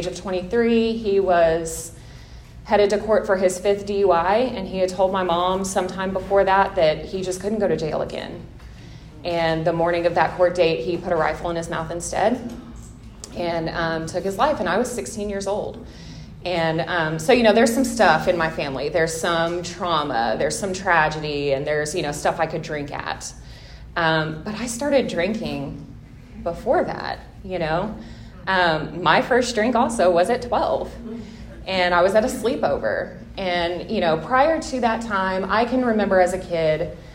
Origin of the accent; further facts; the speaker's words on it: Tulsa, Oklahoma, United States; I'm from Tulsa. I had a pretty normal upbringing